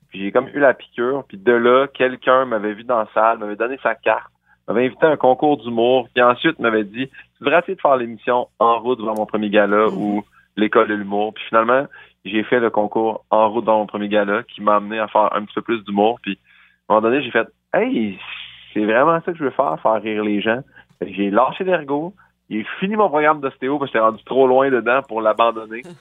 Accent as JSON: {"language": "French", "town": "Saint-Hyacinthe", "region": "Quebec", "country": "Canada", "tie": "born or raised there", "said": "je viens de Saint-Hyacinthe."}